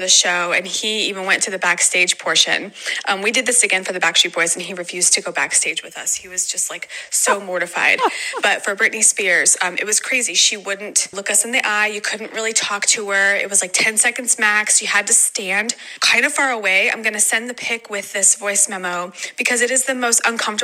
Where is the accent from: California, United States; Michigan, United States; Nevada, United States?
Nevada, United States; Las Vegas; now in Ohio, United States; I'm originally from Vegas